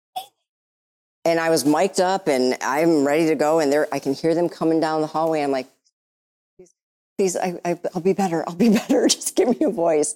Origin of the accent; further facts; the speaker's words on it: Michigan, United States; I'm from Michigan